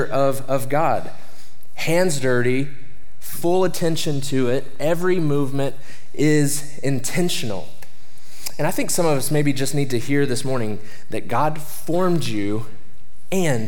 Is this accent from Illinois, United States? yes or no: no; Oklahoma, United States; moved away; I'm from Oklahoma.